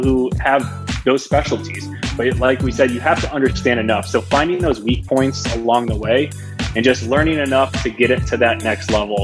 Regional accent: Glendale, Arizona, United States; moved away as an adult; also born or lived in Phoenix, Arizona; now in Denver, United States; I'm originally from Phoenix, Arizona. Grew up in Glendale, actually

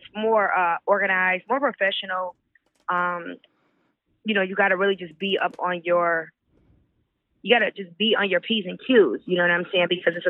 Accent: Artesa, New York, United States; moved away as an adult; now in Houston, United States; I'm from Artesa, New York. Born and raised, and just, I grew up there, then I actually relocated to Houston, Texas about 6 years ago.

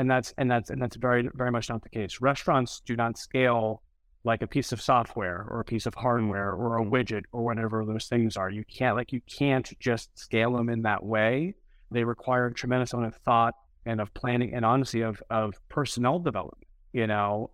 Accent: New England, United States; now in San Francisco, United States; I'm originally from New England

